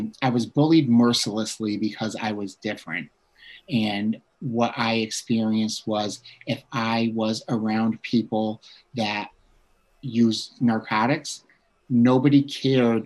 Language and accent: English; Bridgeport, Connecticut, United States; I grew up in a town called Bridgeport, Connecticut